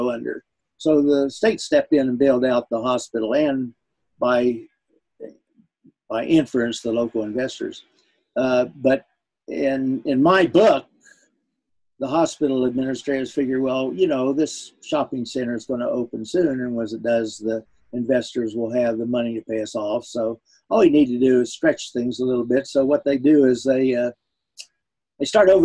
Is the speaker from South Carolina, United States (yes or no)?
no; West Virginia, United States; now in Portola Valley, United States; being brought up in Appalachia, because the whole state has been sort of mined to death